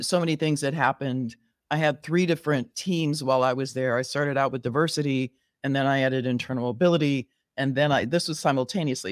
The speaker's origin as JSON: {"language": "English", "region": "Southern California", "country": "United States", "tie": "born or raised there", "also_born_or_lived": "Riverside, California", "moved": "as an adult", "lives_now": "Chicago, United States", "said": "I was born and raised in Southern California"}